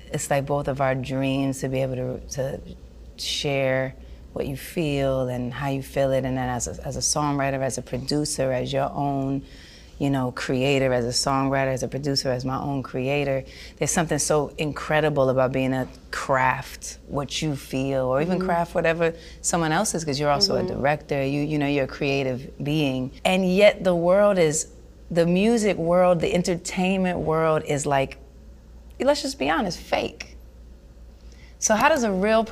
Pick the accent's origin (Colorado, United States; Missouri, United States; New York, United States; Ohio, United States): New York, United States; I grew up in New York